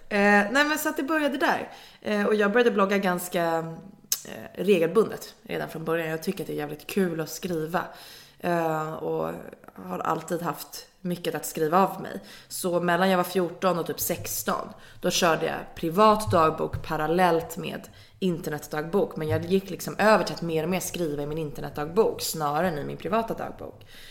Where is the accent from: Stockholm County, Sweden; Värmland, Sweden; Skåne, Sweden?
Stockholm County, Sweden; Nacka; jag är från Nacka